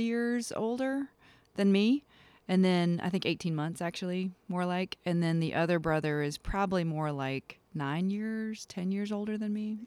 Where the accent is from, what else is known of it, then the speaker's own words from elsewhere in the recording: Kinston, North Carolina, United States; I was born and raised in a place called Kinston, North Carolina